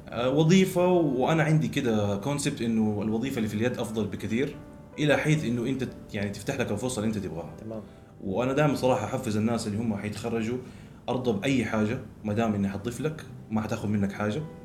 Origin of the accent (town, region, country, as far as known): Jeddah, Makkah Province, Saudi Arabia; born or raised there; also born or lived in Dundee, Scotland